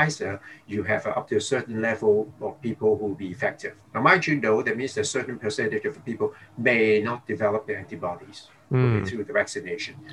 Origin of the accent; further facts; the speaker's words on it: Hong Kong; now in Singapore; I was born in Hong Kong. I grew up there